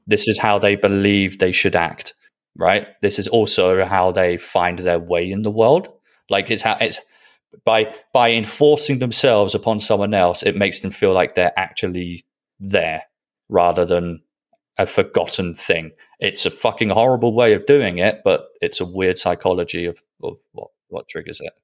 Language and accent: English; Netherlands; I was born in Holland